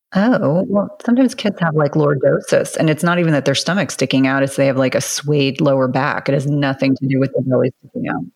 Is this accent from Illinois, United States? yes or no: no; New Jersey, United States; I grew up in New Jersey, and so my mom really prioritized taking me to Broadway